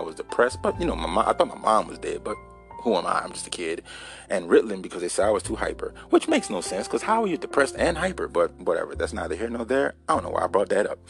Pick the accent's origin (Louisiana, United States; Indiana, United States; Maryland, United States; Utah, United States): Louisiana, United States; Baton Rouge; also born or lived in Donaldsonville, Louisiana; I was born in Baton Rouge, East Baton Rouge, Louisiana